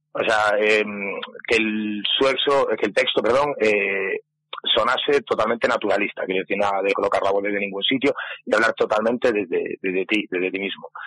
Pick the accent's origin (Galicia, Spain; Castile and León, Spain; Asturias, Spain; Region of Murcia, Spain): Galicia, Spain; aunque todos somos gallegos, hay mucha gente que, que reside en Madrid, que lleva trabajando muchísimo tiempo fuera